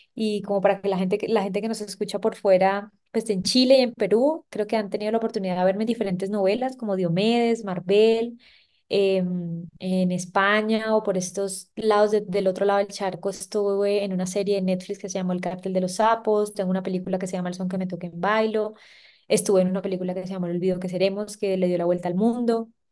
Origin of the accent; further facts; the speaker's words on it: Santa Marta, Magdalena, Colombia; soy una samaria de 31 años, eh, nací y crecí en Santa Marta, tengo padres paisas